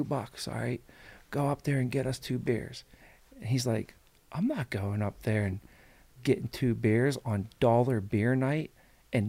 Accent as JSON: {"language": "English", "town": "Pittsburgh", "region": "Pennsylvania", "country": "United States", "tie": "born or raised there", "moved": "yes", "lives_now": "Chicago, United States", "said": "we're two kids from McKees Rock, from Pittsburgh, technically"}